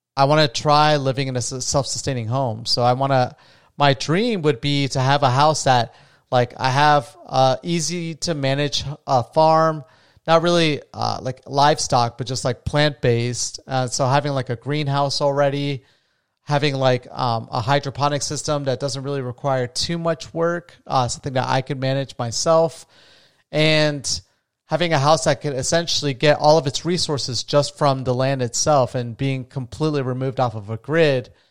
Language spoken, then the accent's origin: English; New Smyrna Beach, Florida, United States; I'm from, uh, New Smyrna Beach, Florida